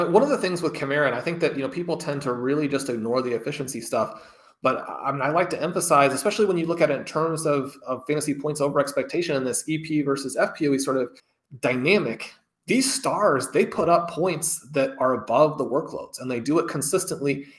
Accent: Kansas City, Missouri, United States; growing up in Kansas City, a huge Chiefs fan

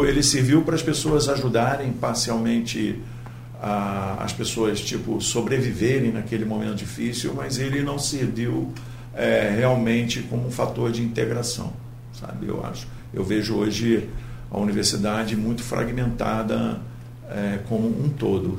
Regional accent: Niterói, Rio de Janeiro, Brazil; moved away as an adult; now in Campos dos Goytacazes, Brazil; Eu venho de Niterói. Eu sou niteroense, mas agora eu sou híbrido, metade. Aliás, já tenho mais da metade vivido em Campos.

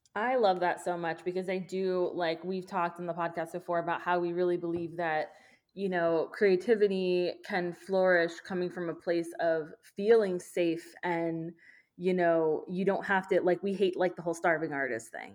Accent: Orlando, Florida, United States; we grew up in Orlando

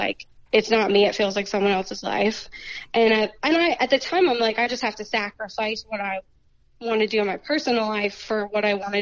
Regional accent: Pennsylvania, United States; I ended up moving back to my hometown and bought a house near my family and the property I grew up hunting and stuff

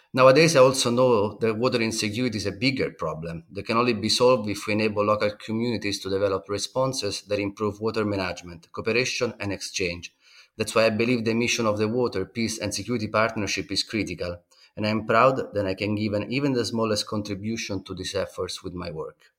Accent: Rome, Lazio, Italy; now in Netherlands; As a kid growing up in Rome

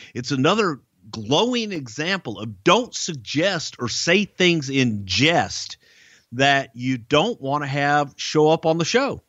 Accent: Houston, Texas, United States; here in my hometown of Houston.

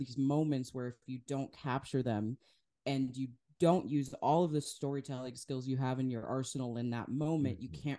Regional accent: Wisconsin, United States; but I'm from Wisconsin. And so Kenosha, what had happened there was really not far from where I lived

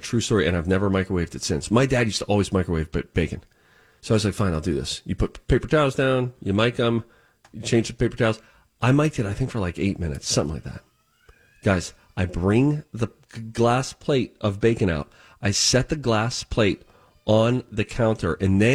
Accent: Pittsburgh, Pennsylvania, United States; who I grew up with in Pittsburgh

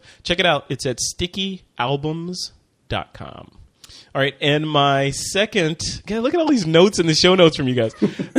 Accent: Chicago, Illinois, United States; Sorry. I'm from Chicago. Come on.

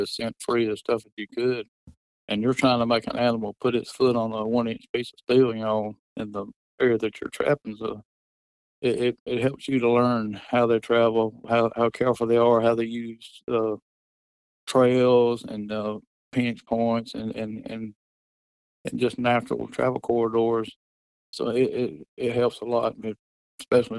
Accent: Alabama, United States; I'm born and raised in Alabama

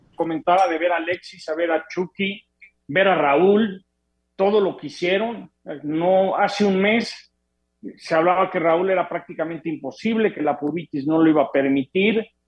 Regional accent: Mexico; como mexicano

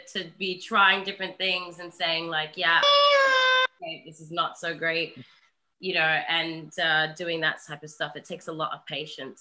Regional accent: Australia; I am an Aussie

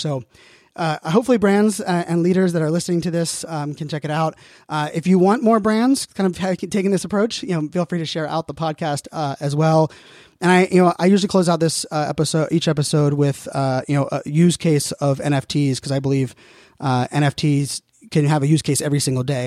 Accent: Pittsburgh, Pennsylvania, United States; I'm born and raised in Pittsburgh, so diehard Steeler fan

